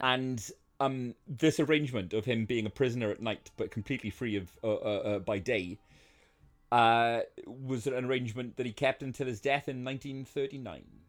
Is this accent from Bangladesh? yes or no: no; United Kingdom; I am a Brit